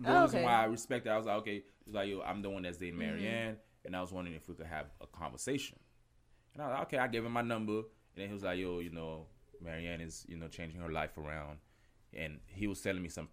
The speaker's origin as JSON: {"language": "English", "town": "Miami", "region": "Florida", "country": "United States", "said": "I'm from Miami."}